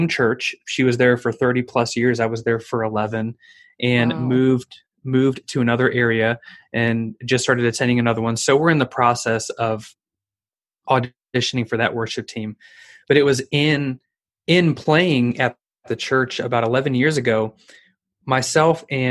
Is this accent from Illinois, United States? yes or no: yes; Chicago, Illinois, United States; moved away as an adult; also born or lived in Edwardsville, Illinois / Branson, Missouri; I moved from the Chicagoland area down to Edwardsville, Illinois, just outside of St. Louis